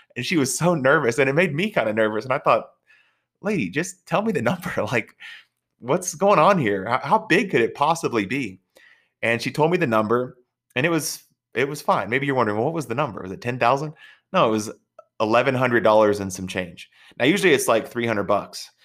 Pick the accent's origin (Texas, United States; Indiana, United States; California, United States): Texas, United States; I'm from Texas